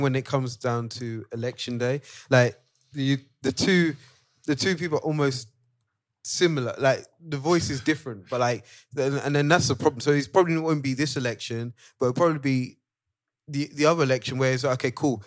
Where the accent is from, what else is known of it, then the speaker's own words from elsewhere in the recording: Nigeria; As a Nigerian